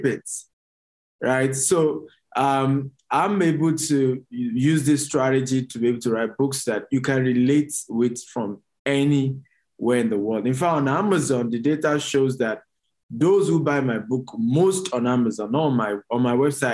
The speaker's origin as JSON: {"language": "English", "town": "Maiduguri", "region": "Borno", "country": "Nigeria", "tie": "born or raised there", "said": "I was born in Maiduguri, it was the northern part of Nigeria."}